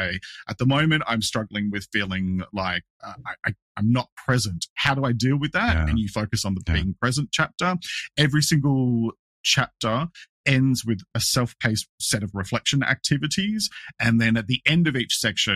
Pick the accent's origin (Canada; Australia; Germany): Australia; I'm an Australian.